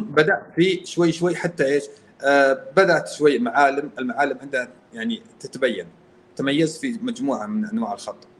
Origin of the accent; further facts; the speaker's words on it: Al-Qassim, Saudi Arabia; انا قصيمي